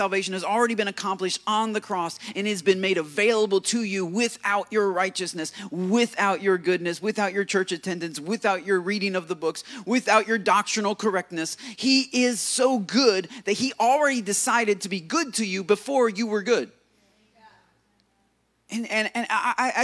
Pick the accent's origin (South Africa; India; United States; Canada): United States; being an American